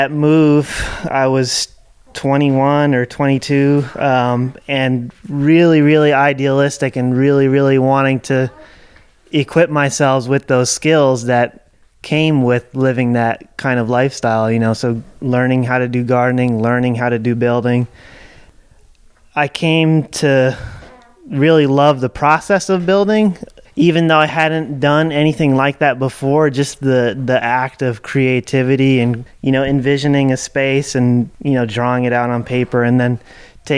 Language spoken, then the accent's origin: English; New Jersey suburbs, United States; moved away as an adult; also born or lived in Dancing Rabbit Eco Village, Missouri; now in Berea, United States; I grew up in the New Jersey suburbs